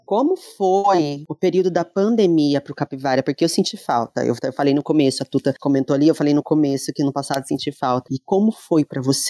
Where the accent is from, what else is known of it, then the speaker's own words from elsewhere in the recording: Lorena, São Paulo, Brazil; eu sou de Lorena